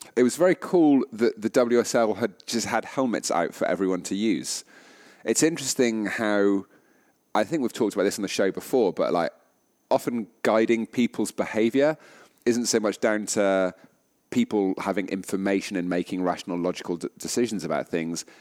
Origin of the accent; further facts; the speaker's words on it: United Kingdom; as British people